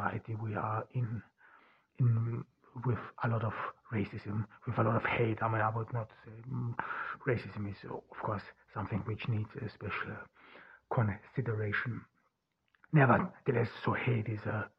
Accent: Ordu, Turkey; moved away; We are here in Ordu, Turkey, a small town in the Black Sea region. I'm here in my home town and in my parents' home

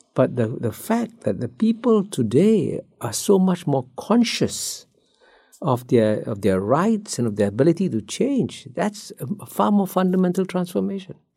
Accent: Singapore; I grew up in Singapore as a child when Singapore's per capita income was about the same as Ghana's

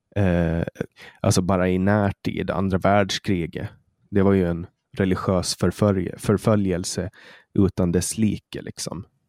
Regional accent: Åland Islands; jag kommer från Åland

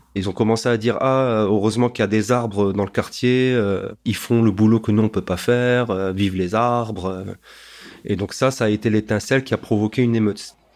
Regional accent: Strasbourg, Grand Est, France; je suis né à Strasbourg.

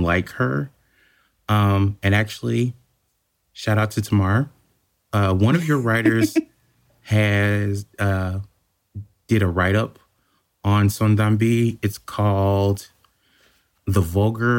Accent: United States; as an American

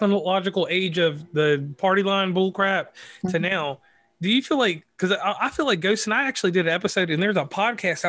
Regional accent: Virginia, United States; now in West Virginia, United States; I'm from Virginia, but I live in West Virginia

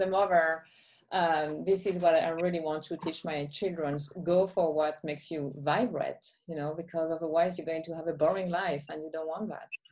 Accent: Champagne, Grand Est, France; English is a second language; moved away; I was born and was in Champagne

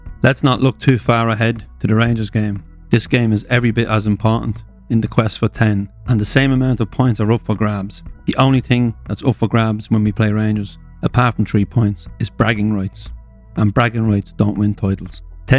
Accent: Ireland; my home country, Ireland

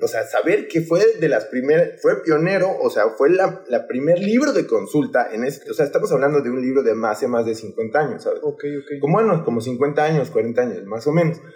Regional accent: Mexico City, Mexico; now in Papantla de Olarte, Mexico; soy originario de la Ciudad de México. En especial soy del lugar, eh, bueno, yo siempre se lo comento a la bandita, soy del lugar donde abundan los coyotes, que es Coyoacán

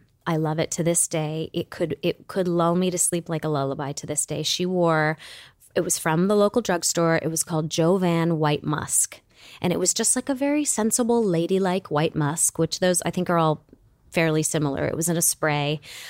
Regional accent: Michigan, United States; And so when you're growing up in Michigan, the question isn't what college are you going to? The question is, are you going to State or U of M?

